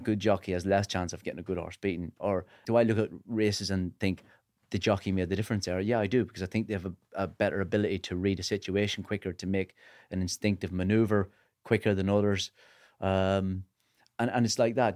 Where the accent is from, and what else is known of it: Northern Ireland, United Kingdom